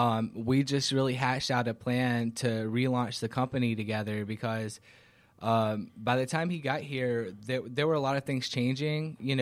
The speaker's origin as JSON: {"language": "English", "town": "Covington", "region": "Georgia", "country": "United States", "tie": "born or raised there", "said": "Actually, I'm born and raised in Georgia, in Covington, actually, and I've been in Atlanta."}